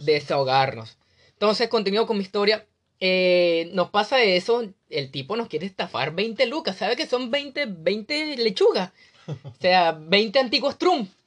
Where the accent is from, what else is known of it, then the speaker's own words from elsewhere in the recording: Venezuela; moved away as an adult; soy venezolano, un joven venezolano